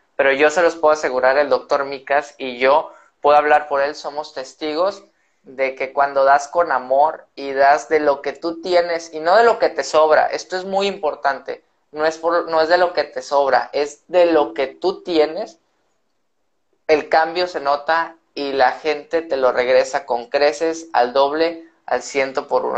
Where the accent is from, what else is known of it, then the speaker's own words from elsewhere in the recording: northern Mexico, Mexico; somos norteños